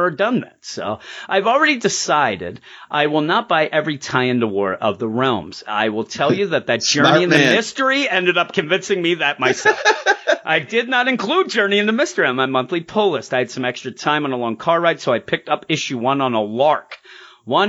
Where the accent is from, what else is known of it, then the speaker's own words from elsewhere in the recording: Quakertown, Pennsylvania, United States; I didn't even grow up in Fresno. I grew up in Quakertown.